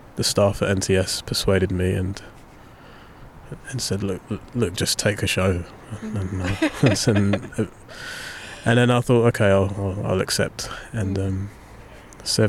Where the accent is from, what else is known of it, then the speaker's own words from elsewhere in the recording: London, United Kingdom; I grew up in Southeast London